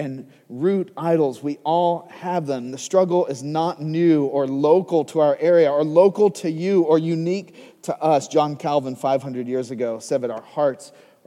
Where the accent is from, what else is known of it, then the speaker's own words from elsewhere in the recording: United States; as an American